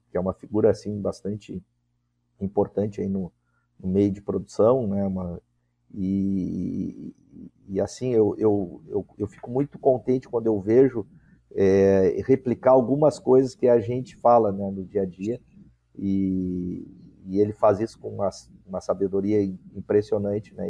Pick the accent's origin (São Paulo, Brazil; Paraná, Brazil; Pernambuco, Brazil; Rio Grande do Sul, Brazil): Rio Grande do Sul, Brazil; Pelotas; moved away; Nunca imaginei que ia voltar à minha terra natal